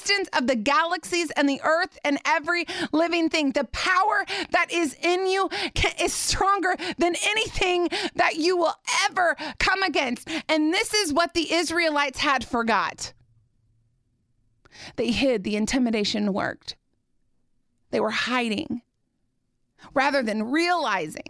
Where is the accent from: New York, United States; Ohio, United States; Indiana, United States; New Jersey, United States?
Indiana, United States; I grew up in Indiana